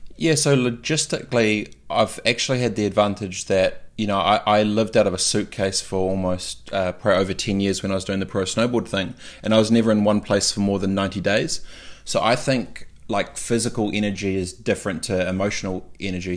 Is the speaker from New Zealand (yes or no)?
yes; New Zealand; moved away; being a Kiwi away